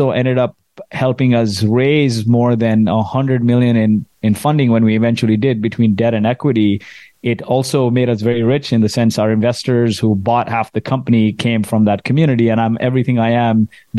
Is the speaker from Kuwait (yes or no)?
yes; Kuwait; So I grew up in Kuwait in the Middle East, and my parents are from India, grew up in the slums of Mumbai.